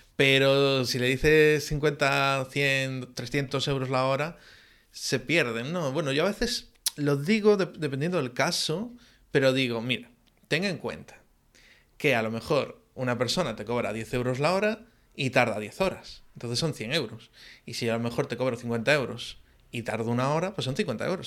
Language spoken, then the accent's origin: Spanish; Galicia, Spain; soy muy gallego también